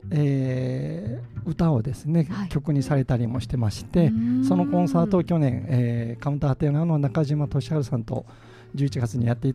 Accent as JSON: {"language": "Japanese", "region": "Kyoto", "country": "Japan", "tie": "born or raised there", "said": "地元の京都の清水屋さんっていうレコード屋さんで見つけた"}